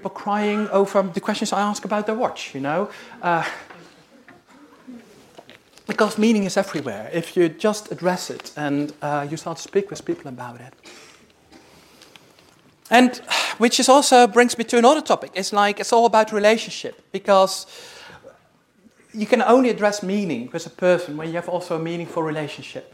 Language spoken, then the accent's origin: English; Netherlands; moved away; I'm originally from the Netherlands